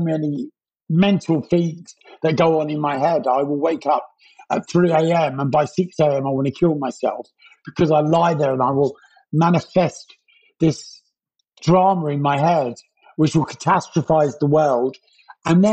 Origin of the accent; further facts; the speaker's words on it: London, United Kingdom; also born or lived in Pimlico, London; I grew up in Battersea. I was born in Pimlico